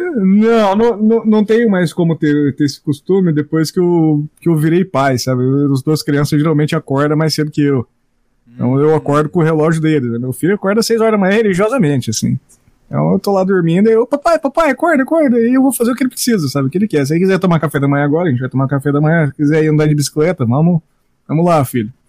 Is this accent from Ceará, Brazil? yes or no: no; Maringá, Paraná, Brazil; Eu cresci nessa cidade, Maringá, no Paraná